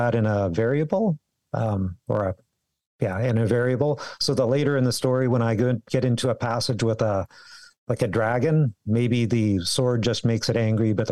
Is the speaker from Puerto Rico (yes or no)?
no; Victoria, British Columbia, Canada; moved away as an adult; also born or lived in Calgary; I grew up. Here in Victoria. I was born in Victoria